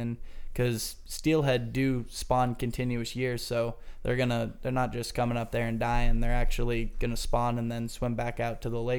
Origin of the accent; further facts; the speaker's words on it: Erie, Pennsylvania, United States; we're from Erie, Pennsylvania